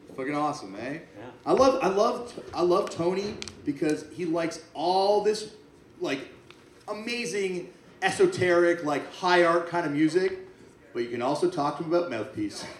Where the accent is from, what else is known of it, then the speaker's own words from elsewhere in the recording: Canada; I'm from Canada